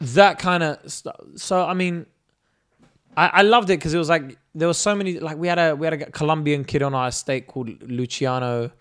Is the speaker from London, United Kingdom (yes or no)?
yes; London, United Kingdom; also born or lived in Kurdistan; we lived in Brixton and we moved to Streatham